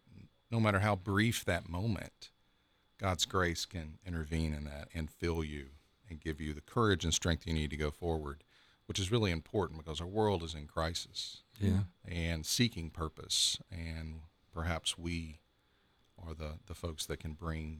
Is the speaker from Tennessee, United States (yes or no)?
yes; Memphis, Tennessee, United States; now in Columbus, United States; Moved from Memphis. I've been here right at a month.